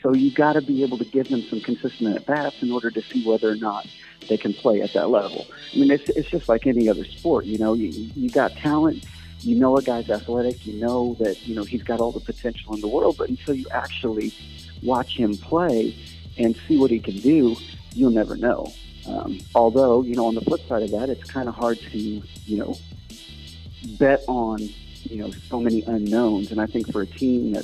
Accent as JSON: {"language": "English", "town": "St. Louis", "region": "Missouri", "country": "United States", "tie": "born or raised there", "said": "I grew up in St. Louis, you know, Cardinal fan my whole life"}